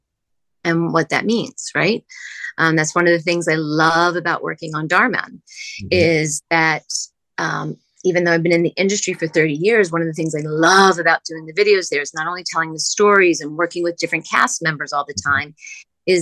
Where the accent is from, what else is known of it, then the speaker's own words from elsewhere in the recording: New Jersey, United States; moved away as an adult; also born or lived in outside Philadelphia / New York; I'm originally from New Jersey.